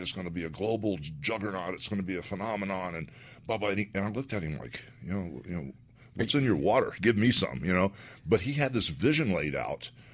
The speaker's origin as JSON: {"language": "English", "region": "Florida", "country": "United States", "said": "really from Florida"}